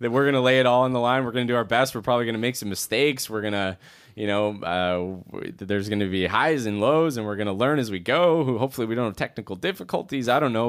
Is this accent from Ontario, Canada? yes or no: no; Edmonton, Alberta, Canada; being a Canadian boy, in a way, it's just, like, you know, when you grow up, I grew up in Edmonton